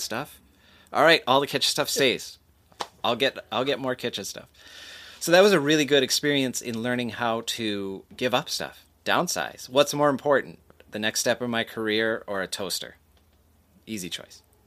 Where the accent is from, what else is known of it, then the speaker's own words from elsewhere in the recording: Green Bay, Wisconsin, United States; moved away as an adult; now in Los Angeles, United States; growing up in Green Bay